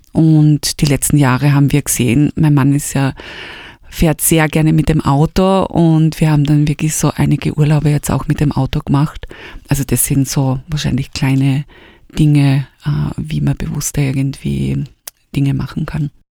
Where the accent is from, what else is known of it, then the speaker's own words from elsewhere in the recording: Styria, Austria; moved away as an adult; now in Vienna, Austria; bin aus der Steiermark gekommen, also eigentlich aus einer kleinen Stadt, aus Junburg. Bin nach Wien gekommen